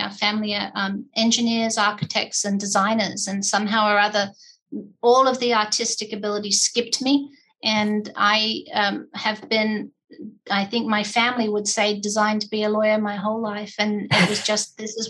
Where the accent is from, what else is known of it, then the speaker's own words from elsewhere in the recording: England, United Kingdom; also born or lived in Australia; As I said, equal time in England and Australia. And I basically went back and forth. I'm a Navy brat.